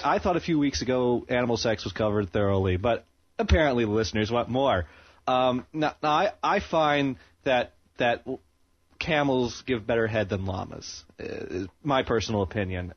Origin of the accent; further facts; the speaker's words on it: Maine, United States; growing up in Maine here, there's like nothing to do here.